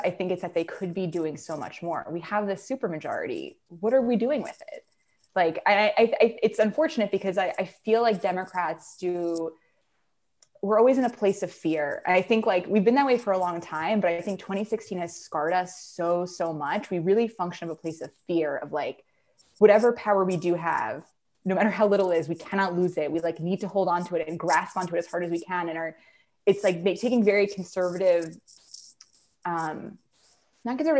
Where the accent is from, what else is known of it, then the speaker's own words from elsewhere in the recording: New York, United States; now in Massachusetts, United States; I'm from New York originally.